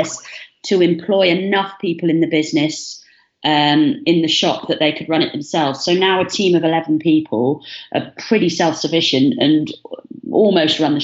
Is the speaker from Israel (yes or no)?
no; Bath, South West England, United Kingdom; moved away as an adult; now in Brighton, United Kingdom; we grew up in Bath